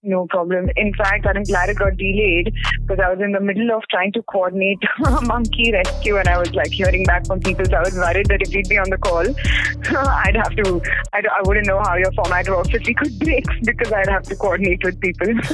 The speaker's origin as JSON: {"language": "English", "town": "Mumbai", "region": "Maharashtra", "country": "India", "tie": "born or raised there", "also_born_or_lived": "Pune", "said": "I'm actually originally from Mumbai, born, brought up there"}